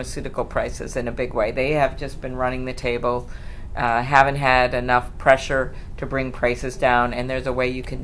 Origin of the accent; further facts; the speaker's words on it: Midwest, United States; I'm from the Midwest